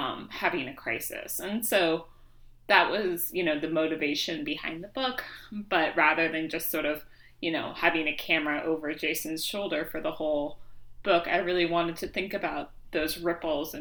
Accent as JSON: {"language": "English", "town": "Seattle", "region": "Washington", "country": "United States", "tie": "born or raised there", "said": "I grew up in Seattle"}